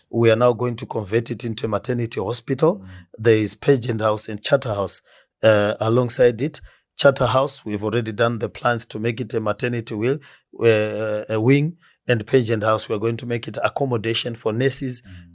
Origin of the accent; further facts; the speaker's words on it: Marondera, Mashonaland East, Zimbabwe; also born or lived in Gweru, Zimbabwe; now in Harare, Zimbabwe; I was born in Marondera.